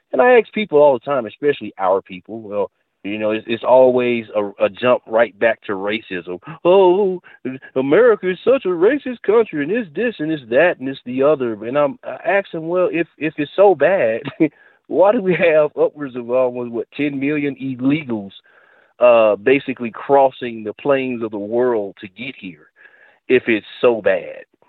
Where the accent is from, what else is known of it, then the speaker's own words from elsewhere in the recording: United States; I'm an American